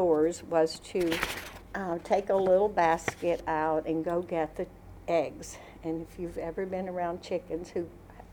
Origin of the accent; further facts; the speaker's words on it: Skinem, United States; Skin 'em. Yeah, so on a farm